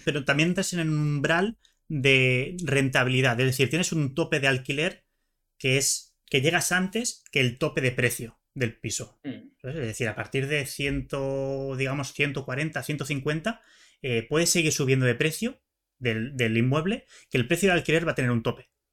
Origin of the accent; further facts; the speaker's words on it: Barcelona, Catalonia, Spain; yo soy de Barcelona